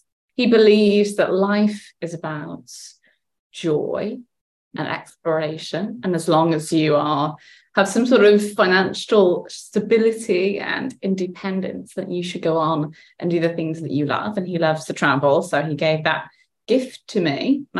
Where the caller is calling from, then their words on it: Accra, Greater Accra, Ghana; So I am in Accra, Ghana. It's 40 degrees and it is beautiful.